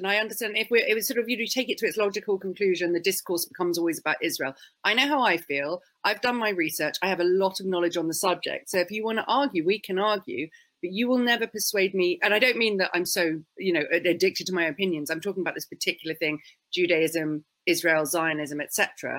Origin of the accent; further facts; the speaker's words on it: United Kingdom; So I'm mostly British in that I'm quite shy, I'm quite awkward, and I don't like being confrontational. None of that is very Jewish.